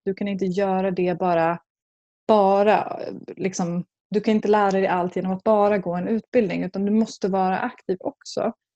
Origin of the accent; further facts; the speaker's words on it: Skinnskatteberg, Västmanland, Sweden; en by som heter Skinnskatteberg i Bergslagen